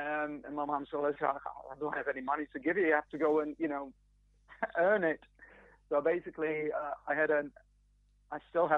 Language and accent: English; Poland; English is a second language; now in United Kingdom; I mean, I've lived here been here for 20 years now, so I guess I'm sort of... I'm more British than I'm Polish.